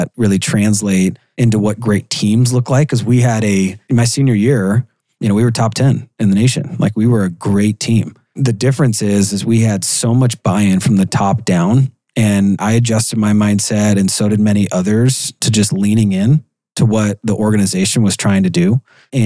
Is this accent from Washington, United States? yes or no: yes; Seattle, Washington, United States; Born and raised in Seattle, Washington. Probably about 30 minutes from where I live now